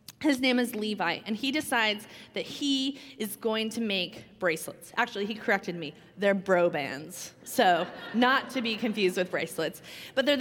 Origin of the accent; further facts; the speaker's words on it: Washington, United States; also born or lived in California; we grew up in Washington, got married here